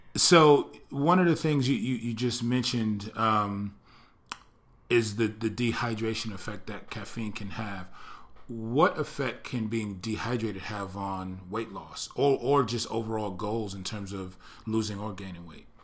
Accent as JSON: {"language": "English", "region": "East Coast", "country": "United States", "tie": "born or raised there", "moved": "yes", "said": "I grew up on the East Coast"}